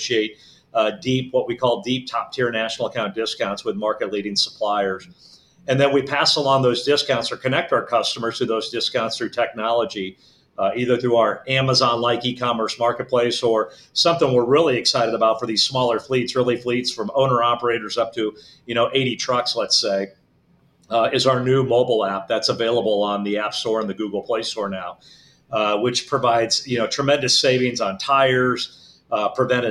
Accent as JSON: {"language": "English", "town": "Omaha", "region": "Nebraska", "country": "United States", "said": "originally from Omaha, Nebraska."}